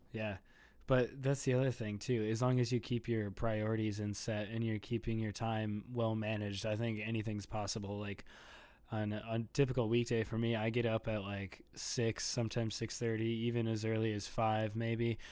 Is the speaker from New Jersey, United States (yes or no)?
no; Bloomington, Minnesota, United States; also born or lived in Edina, Minnesota / Richfield, Minnesota; I was born in Edina, Minnesota, and then I grew up in Bloomington, and now I currently live in Richfield, Minnesota